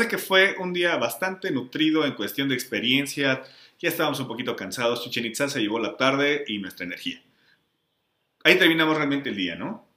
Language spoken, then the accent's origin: Spanish; Mexico; also born or lived in Mexico City